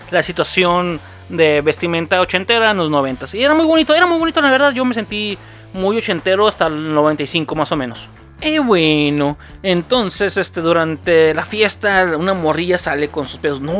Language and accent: Spanish; Sinaloa, Mexico; esa moda llegó a mi tierra en los 95, güey. Así de mamón, güey. Sí, yo viví mucho tiempo allá en Sinaloa.